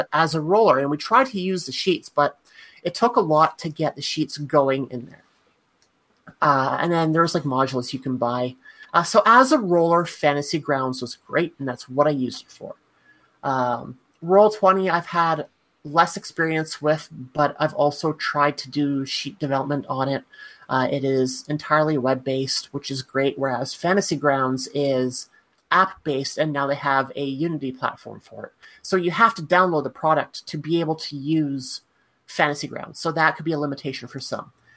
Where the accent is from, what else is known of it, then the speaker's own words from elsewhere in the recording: Canada; as a Canadian